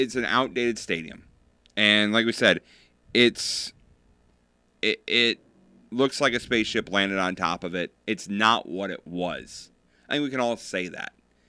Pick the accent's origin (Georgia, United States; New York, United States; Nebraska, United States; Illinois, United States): Illinois, United States; Rockford; I, for the longest time, grew up in the Rockford area, and I always tell people around here that I was from Chicago.